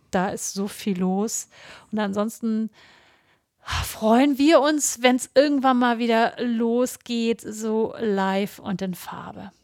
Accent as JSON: {"language": "German", "region": "Hamburg", "country": "Germany", "said": "wir sind Hamburger und ein bisschen Lokalpatriotismus tragen wir natürlich auch im Herzen"}